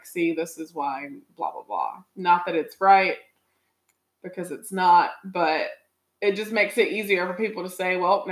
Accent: Rocky Mount, North Carolina, United States; now in Raleigh, United States; Rocky Mount, my hometown

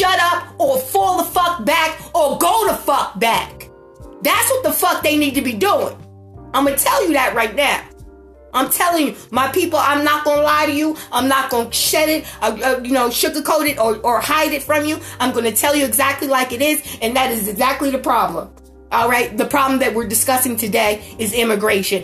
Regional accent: United States; I'm black and I'm fucking beautiful and I'm fucking American

